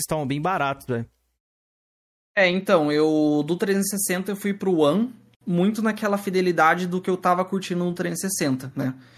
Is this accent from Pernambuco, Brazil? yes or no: no; Curitiba, Paraná, Brazil; Eu sou de Curitiba